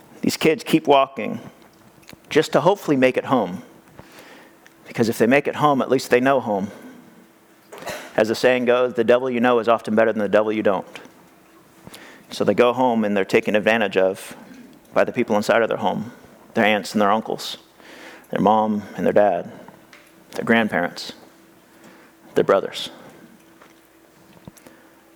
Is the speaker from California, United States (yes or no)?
yes; California, United States; I grew up here in California